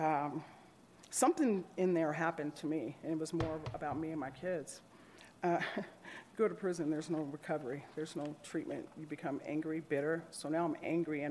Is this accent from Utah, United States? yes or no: yes; Salt Lake City, Utah, United States; moved away; also born or lived in Colorado; I grew up in Salt Lake City, Utah